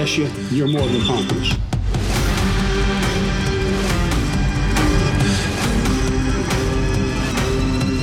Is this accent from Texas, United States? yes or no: yes; West Texas, United States; I was raised in West Texas back in the 50s and 60s